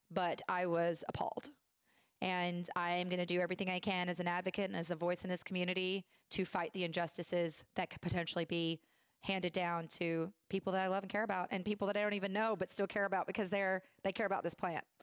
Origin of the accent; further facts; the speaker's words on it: Tennessee, United States; moved away; I'm from Tennessee, girl.